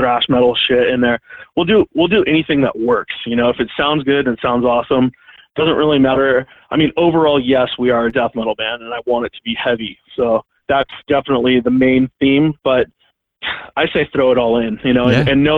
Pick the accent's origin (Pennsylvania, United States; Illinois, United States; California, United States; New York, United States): California, United States; I'm from California